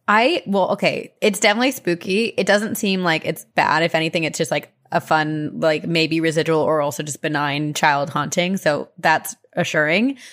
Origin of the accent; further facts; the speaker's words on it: New Jersey, United States; I went back to my hometown, Jersey